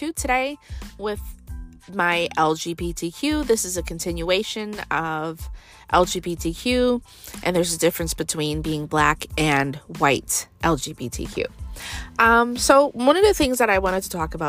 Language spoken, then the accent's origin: English; United States; We are American born black people